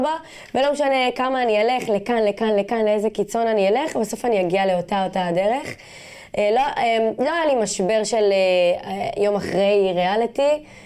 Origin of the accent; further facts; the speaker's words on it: Jaffa, Tel Aviv District, Israel; אה, גדלתי ביפו, אבל גדלתי בבית שלי ביפו.